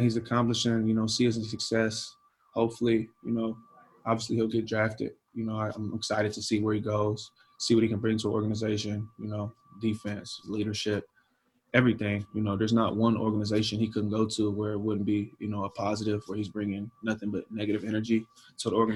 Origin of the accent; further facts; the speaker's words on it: Apple Valley, Minnesota, United States; also born or lived in Ohio; when I moved from Ohio, I just so happened to move to Apple Valley